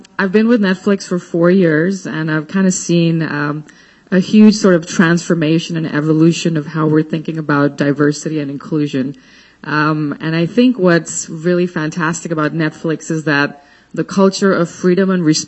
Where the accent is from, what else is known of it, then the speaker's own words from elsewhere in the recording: New Delhi, Delhi, India; moved away; I grew up in India, in New Delhi, the norm there for women was to be homemakers